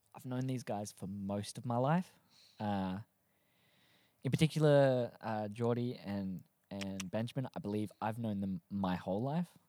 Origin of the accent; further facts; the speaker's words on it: Australia; also born or lived in Adelaide, South Australia; we're all Aussie, if you can't tell by the thick accent